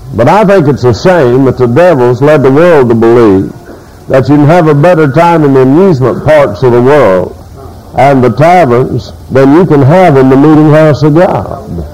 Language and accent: English; United States; I am an American